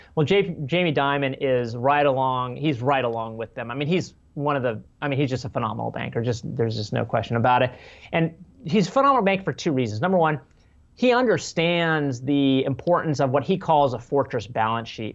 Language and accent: English; Wyoming, United States; I'm from Wyoming, right across the border of Nebraska